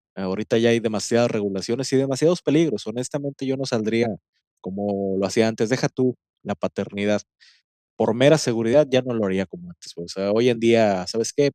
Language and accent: Spanish; Monterrey, Nuevo León, Mexico; como buen regiomontano